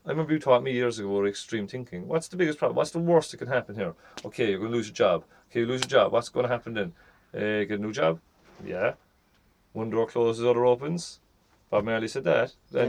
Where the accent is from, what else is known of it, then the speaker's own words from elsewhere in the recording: Ireland; I'm from Ireland